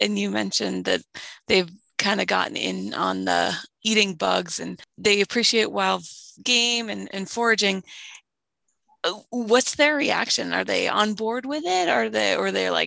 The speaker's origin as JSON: {"language": "English", "region": "East Coast", "country": "United States", "tie": "born or raised there", "said": "I grew up on the East Coast"}